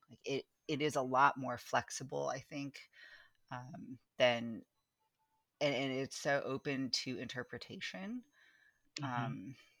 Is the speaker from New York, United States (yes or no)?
no; California, United States; now in Baltimore, United States; I'm as much a Californian as I am, you know, someone whose ancestors are from the Philippines. And right now I live in Baltimore